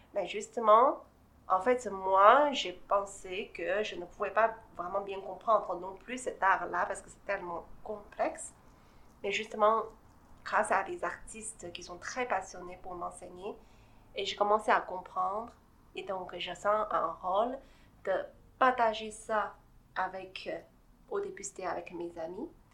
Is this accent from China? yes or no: yes; China; French is a second language; now in Montreal, Canada; Je suis née en Chine, je suis grandie là-bas